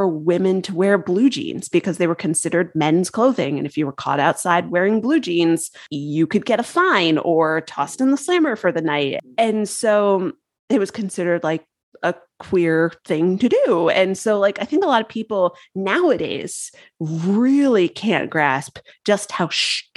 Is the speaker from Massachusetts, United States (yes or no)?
no; Connecticut, United States; I'm from Connecticut